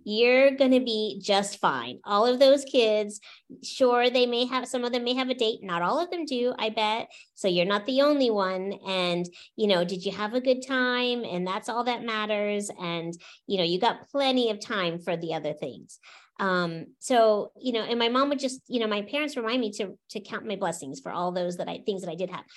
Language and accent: English; Orlando, Florida, United States; also born or lived in St. Petersburg, Florida; I grew up in Florida